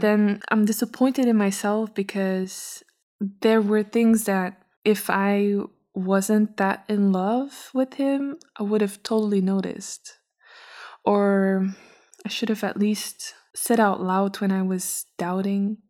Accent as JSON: {"language": "English", "country": "Belgium", "also_born_or_lived": "Brussels", "said": "I'm from Belgium. Uh, not from Brussels. I come from a little smaller city"}